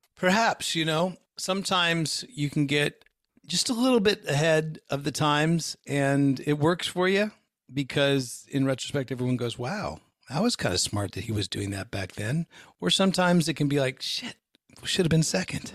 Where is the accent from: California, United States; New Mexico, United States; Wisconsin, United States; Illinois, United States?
California, United States; Bay Area, just outside of San Francisco; I grew up in the Bay Area, just outside of San Francisco